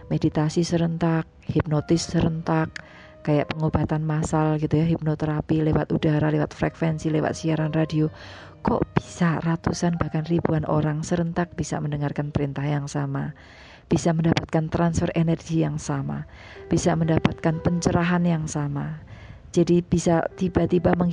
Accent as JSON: {"language": "Indonesian", "town": "Semarang", "region": "Central Java", "country": "Indonesia", "tie": "born or raised there", "moved": "as an adult", "lives_now": "Jakarta, Indonesia", "said": "saya pulang ke ke kampung halaman saya mudik gitu ya ke Jawa dan sebelum siaran saya pulangnya naik kereta pagi jadi dari Semarang"}